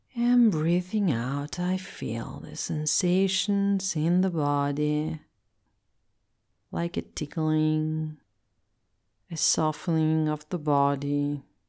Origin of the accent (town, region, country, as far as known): Italy; English is a second language